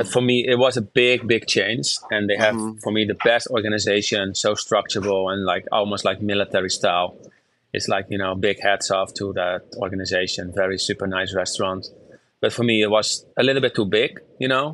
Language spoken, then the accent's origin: English; Netherlands; moved away as an adult; now in United States; I'm from the Netherlands